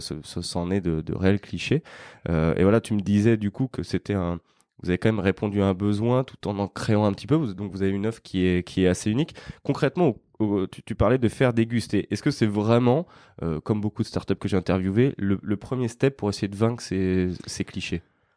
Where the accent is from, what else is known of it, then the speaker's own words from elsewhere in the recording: Lyon, Auvergne-Rhône-Alpes, France; aujourd'hui, on est à Lyon, euh, sur ma terre natale et juste à côté de chez moi